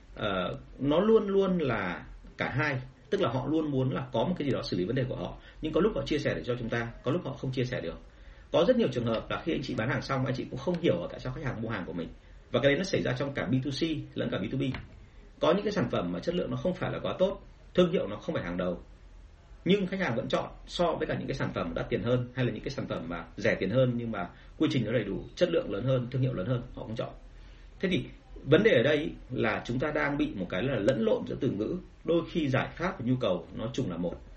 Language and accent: Vietnamese; Vietnam